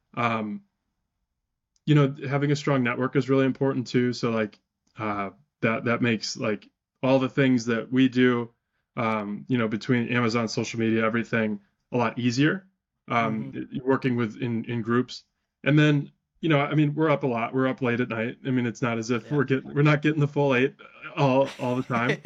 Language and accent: English; Wisconsin, United States; I'm from Wisconsin, so we have sales tax